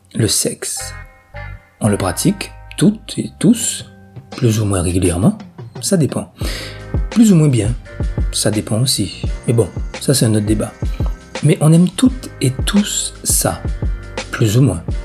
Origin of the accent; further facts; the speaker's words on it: Guadeloupe; chez nous en Guadeloupe